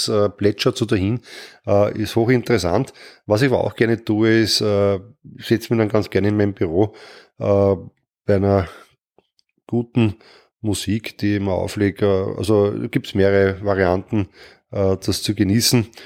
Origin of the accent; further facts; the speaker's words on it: Mödling, Lower Austria, Austria; born there; now in Triestingtal, Austria; Äh, meine Geburtsstadt ist Mödling. Ich bin dort im Krankenhaus zur Welt gekommen. Jetzt lebe ich im schönen Tristingtal hier